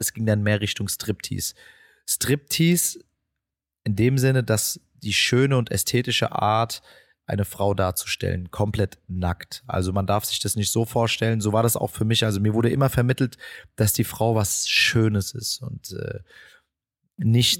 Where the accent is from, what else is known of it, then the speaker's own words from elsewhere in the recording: Frankfurt, Hesse, Germany; Ich bin äh, die meiste Zeit meiner Jugend hier im Viertel gewesen und auch aufgewachsen